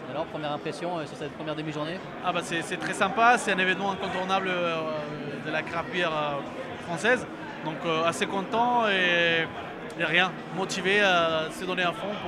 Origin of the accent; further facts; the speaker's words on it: Peru; moved away as an adult; now in France; on vient du Pérou, donc c'est un pays bière par excellence.